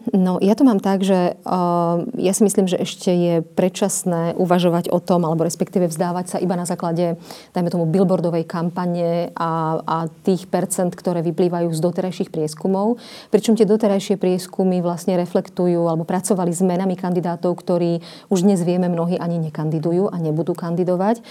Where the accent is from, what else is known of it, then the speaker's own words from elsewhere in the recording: Slovakia; Slovenka automaticky, samozrejme. Na Slovensku sa narodila